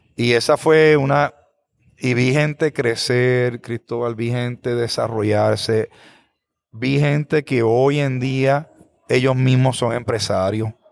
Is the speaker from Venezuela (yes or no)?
no; Bayamón, Puerto Rico; now in Aguadilla, Puerto Rico; Yo soy natural de Bayamón